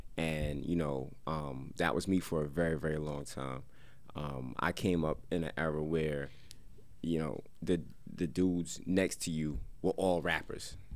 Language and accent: English; Paterson, New Jersey, United States; I'm from Silk City. That's Patterson